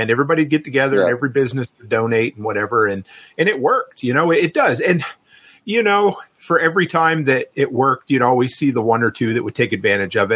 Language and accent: English; Nova Scotia, Canada; moved away; also born or lived in the Prairies; where I grew up on the East Coast in Nova Scotia